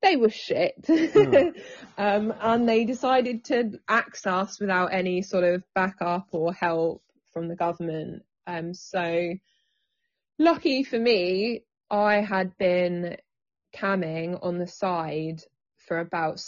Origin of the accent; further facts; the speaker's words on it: England, United Kingdom; I've always lived in the UK, born here. I have English parents, unfortunately, which is really boring.